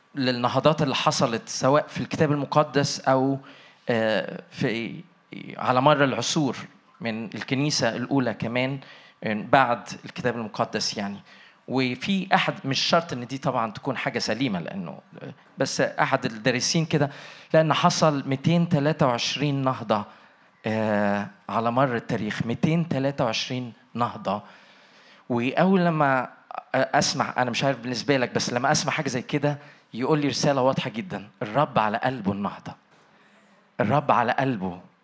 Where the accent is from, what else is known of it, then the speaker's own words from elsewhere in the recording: Egypt; moved away as an adult; now in Toronto, Canada; اساسا من مصر طبعا باين عليا بس عايش في تورونتو كندا بقالي 29 سنه